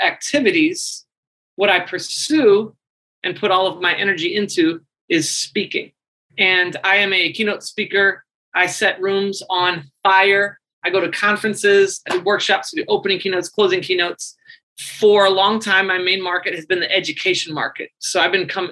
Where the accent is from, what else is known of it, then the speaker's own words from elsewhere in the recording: St. Louis, Missouri, United States; moved away as an adult; also born or lived in Chicago / Japan; I'm from St. Louis. I wanted to explore life outside of St. Louis.